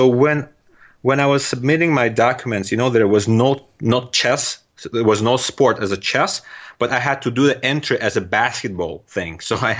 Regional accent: Turkmenistan; accent: Turkmen; first language Russian; English is a second language; now in United States; My first language is a Russian language, and I do understand and speak Turkmen language as well. Although now living here in US for almost 10 years, I do forget, and my accent is getting terrible, the Turkmen accent.

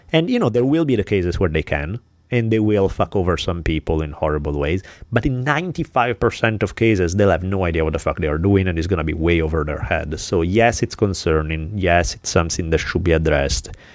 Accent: Milan, Lombardy, Italy; moved away; growing up in Milan

